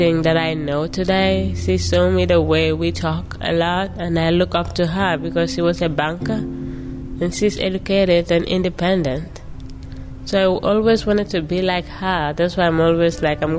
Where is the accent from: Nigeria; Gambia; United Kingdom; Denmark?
Gambia; moved away as an adult; now in Pittsfield, United States; I come from the Gambia in West Africa. Right now, I live in Pittsfield, Massachusetts